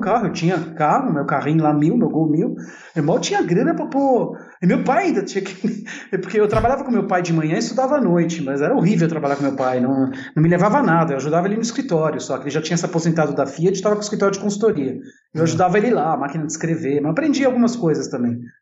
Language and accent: Portuguese; São Paulo, Brazil; first language Italian; Portuguese is a second language; also born or lived in Porto Alegre, Rio Grande do Sul, Brazil / Italy; sou gaúcho de nascimento, mas paulista de coração, né? Paulista, sem dúvida. Uhum. São 40 anos de São Paulo